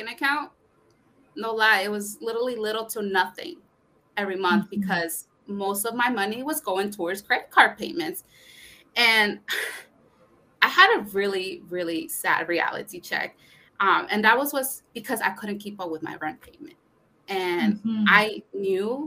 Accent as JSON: {"language": "English", "region": "Connecticut", "country": "United States", "tie": "born or raised there", "also_born_or_lived": "Brooklyn, New York / Puebla, Mexico (parents)"}